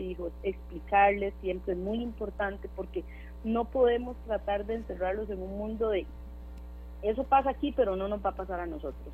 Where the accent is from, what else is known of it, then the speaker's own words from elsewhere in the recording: Costa Rica; nosotros como costarricenses